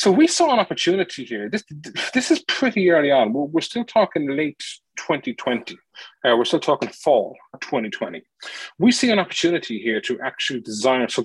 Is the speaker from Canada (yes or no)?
no; Ireland; I'm Irish.